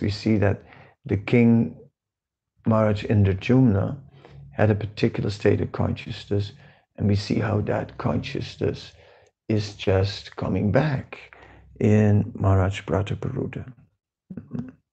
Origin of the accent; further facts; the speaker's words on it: Netherlands; moved away; I'm from the Netherlands